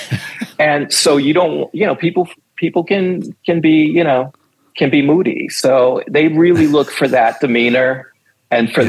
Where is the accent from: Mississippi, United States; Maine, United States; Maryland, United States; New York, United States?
New York, United States; New York City; I'm from New York City. I grew up on uh, 21st and 8th Avenue, to be exact